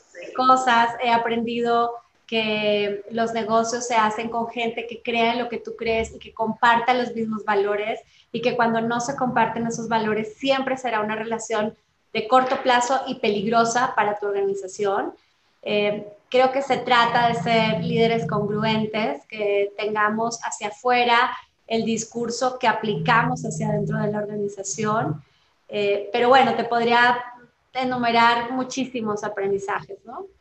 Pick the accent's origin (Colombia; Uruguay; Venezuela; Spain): Colombia; now in Mexico; soy colombiana de nacimiento